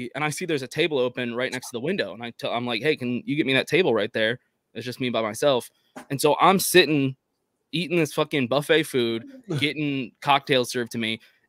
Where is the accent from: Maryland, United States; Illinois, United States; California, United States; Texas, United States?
Texas, United States; I'm from Texas.